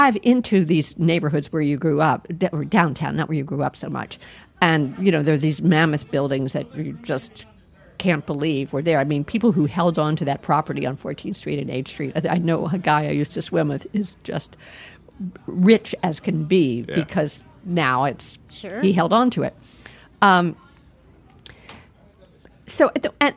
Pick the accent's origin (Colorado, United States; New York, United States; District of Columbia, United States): District of Columbia, United States; Washington; I grew up in Northwest Washington, mostly